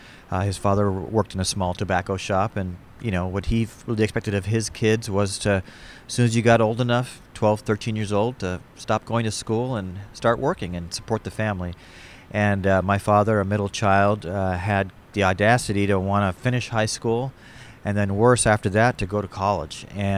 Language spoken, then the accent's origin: English; Bay Area, California, United States; born or raised there